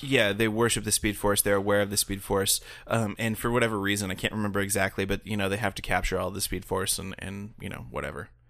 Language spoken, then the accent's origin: English; United States; as an American